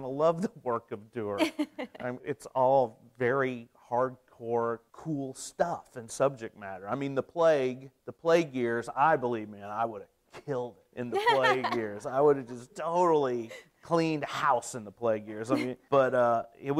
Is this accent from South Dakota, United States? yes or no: no; Potosi, Missouri, United States; I grew up in Potosi, Missouri